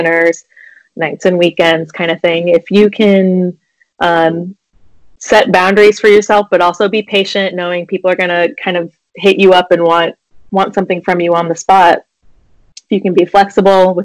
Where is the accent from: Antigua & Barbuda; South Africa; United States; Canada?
United States; Iowa; I grew up in Iowa, so driving around and hitting up garage sales on the weekends was like a very exciting thing.